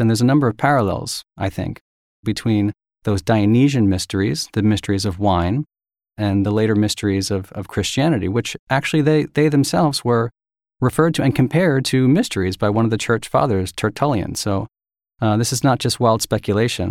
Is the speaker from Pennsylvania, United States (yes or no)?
yes; Philadelphia, Pennsylvania, United States; I went to an all-boys prep school in Philadelphia